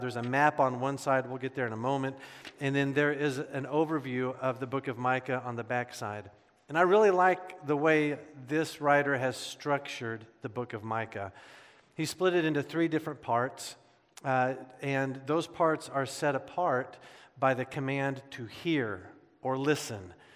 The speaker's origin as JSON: {"language": "English", "region": "Midwest", "country": "United States", "tie": "born or raised there", "said": "Growing up in the Midwest"}